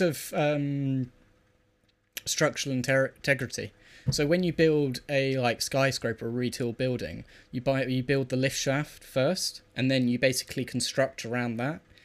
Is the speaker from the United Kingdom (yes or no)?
yes; United Kingdom